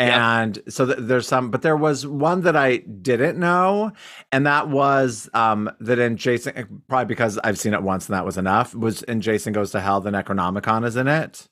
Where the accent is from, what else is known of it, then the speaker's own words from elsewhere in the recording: Cody, Wyoming, United States; in Wyoming, especially my hometown